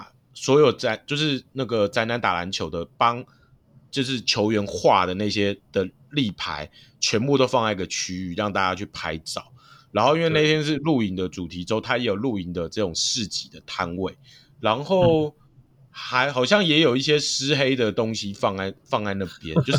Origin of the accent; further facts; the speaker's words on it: Hsinchu, Taiwan; 我是新竹人，我真的就是会想要支持这些球